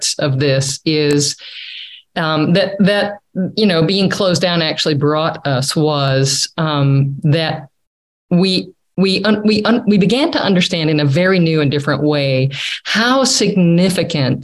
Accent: United States; moved away; I'm such an American, which I'm very fine and happy to be an American

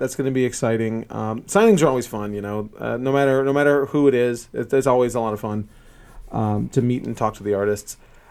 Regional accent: United States; I'm from Roseburg.

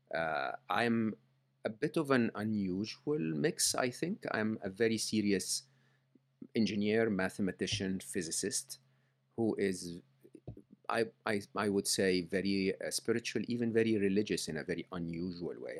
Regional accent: Egypt; I grew up in Egypt

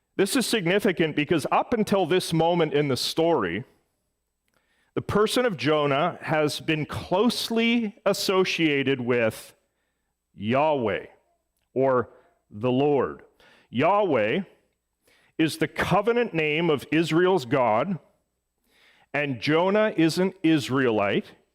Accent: Edmonton, Alberta, Canada; moved away; my hometown of Edmonton

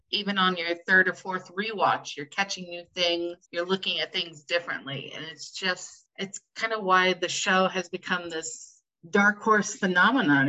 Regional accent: United States; I am from the United States, as you can tell by my lovely accent

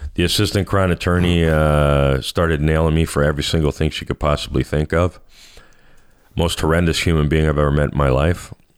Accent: Canada; I'm Canadian

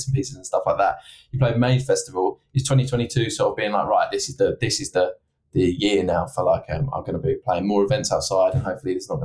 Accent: Essex, East of England, United Kingdom; now in Manchester, United Kingdom; I'm from Essex originally

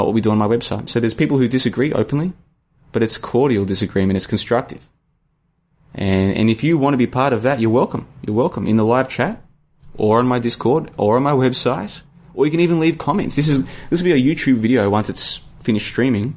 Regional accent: Australia; I'm from Australia.

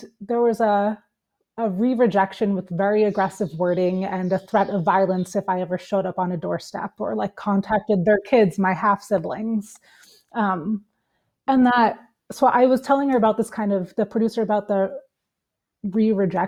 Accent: East Coast of the United States, United States; now in Switzerland; here in Switzerland, where I live, even though I'm from the East Coast of the States

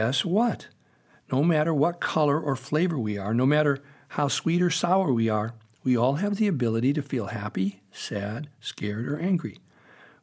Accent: Meriden, Connecticut, United States; When I was little, growing up in Meriden, Connecticut

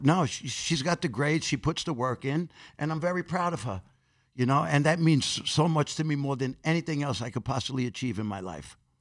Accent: New York City, New York, United States; I grew up in Corona, Queens

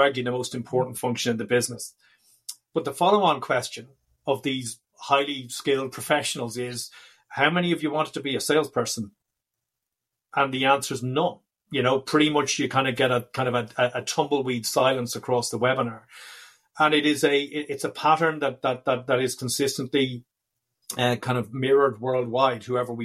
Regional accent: Dublin, Leinster, Ireland; We are from and based in Dublin in Ireland. I'm delighted to say my hometown

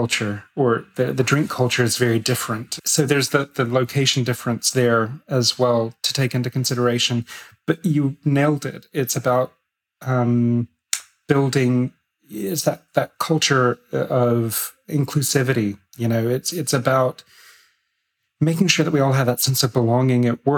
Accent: United States; moved away; I'm American as well

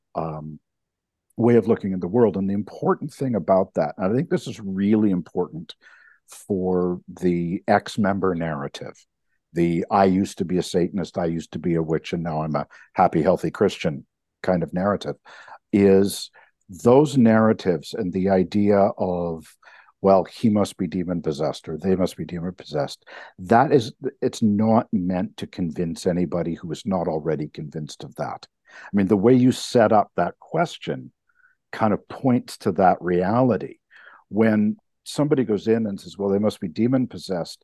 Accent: Canada; as a Canadian

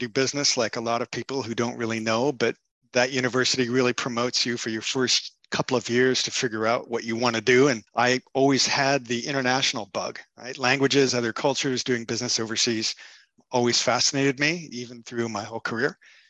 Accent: Napa, California, United States; also born or lived in Pinole, California / Quebec; I grew up in Napa. I grew up around wine and winemakers' kids.

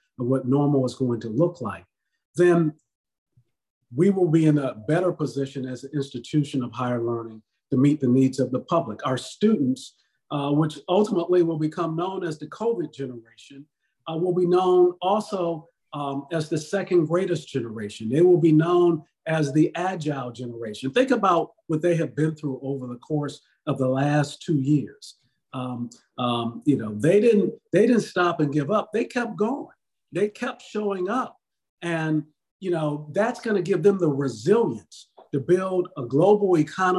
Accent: Detroit, Michigan, United States; moved away; when I was growing up in Detroit

